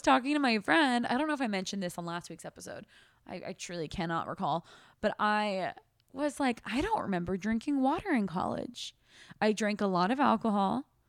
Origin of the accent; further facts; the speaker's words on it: United States; also born or lived in Australia; we are three American girls